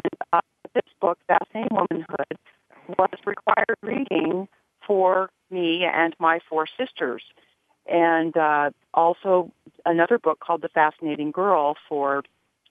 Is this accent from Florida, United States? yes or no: no; Arizona, United States; moved away; I was raised reading back in Arizona as a kid